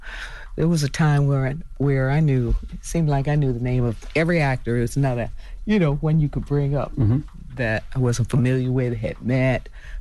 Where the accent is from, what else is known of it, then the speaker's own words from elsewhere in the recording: Florida, United States; You know, I think I grew up with it in Florida.